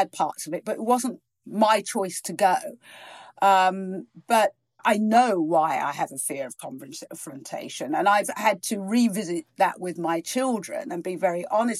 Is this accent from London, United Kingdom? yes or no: no; Virginia Water, South East England, United Kingdom; also born or lived in East Africa / Norfolk; where I grew up in Virginia Water